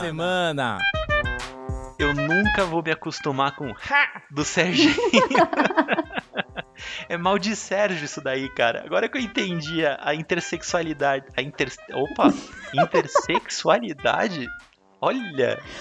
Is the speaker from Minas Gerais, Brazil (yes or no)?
no; São Paulo, Brazil; Porque nós somos paulistas, a gente está aqui em São Paulo